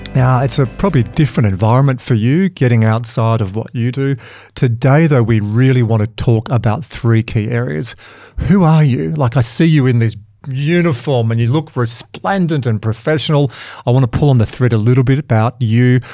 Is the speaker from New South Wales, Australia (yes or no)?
yes; Dubbo, New South Wales, Australia; moved away; coming from Dubbo